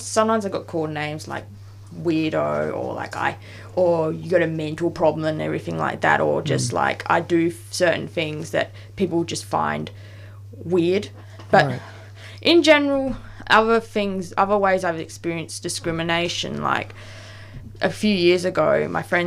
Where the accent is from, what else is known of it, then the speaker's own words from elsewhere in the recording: Perth, Western Australia, Australia; now in Melbourne, Australia; in Perth because that's where I was from and I grew up.